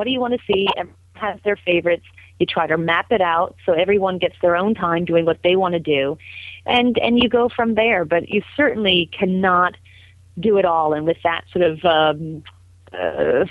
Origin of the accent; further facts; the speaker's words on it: the seacoast of New Hampshire, United States; moved away; the seacoast of New Hampshire, which is where I'm from, so it was great to go back to my hometown